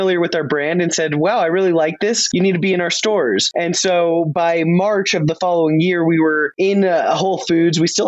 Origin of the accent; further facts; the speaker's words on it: Los Angeles, California, United States; also born or lived in Denver, Colorado; I'm born and raised in Los Angeles, California.